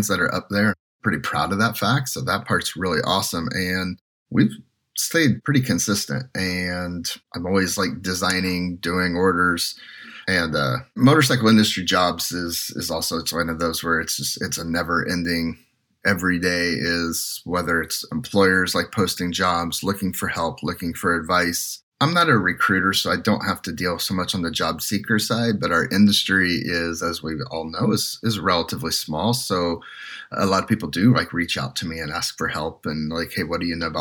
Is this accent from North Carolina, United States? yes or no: no; Indiana, United States; moved away as an adult; also born or lived in California; we're both Midwest guys. And growing up in Indiana